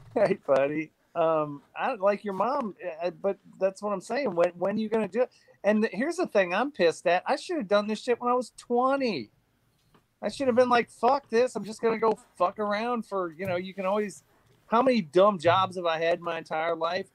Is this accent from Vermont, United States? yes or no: no; Indiana, United States; I was born in Indiana